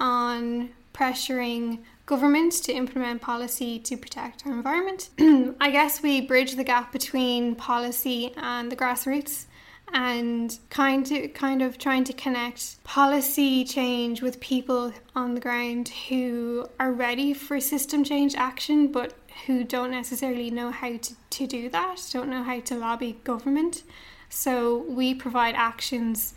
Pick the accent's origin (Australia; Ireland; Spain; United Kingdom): Ireland; Dublin, Leinster; I'm from Dublin, grew up in Dublin.